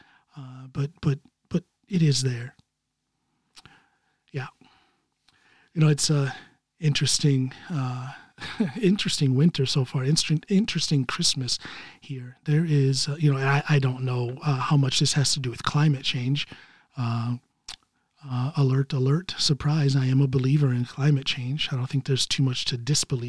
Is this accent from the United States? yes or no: yes; United States; moved away as an adult; now in Norway; I'm living here in Norway, but I'm still an American at heart.